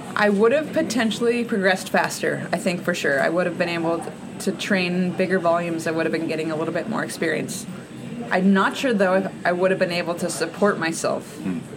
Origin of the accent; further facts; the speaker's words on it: Alaska, United States; growing up in Alaska, where we have six months of winter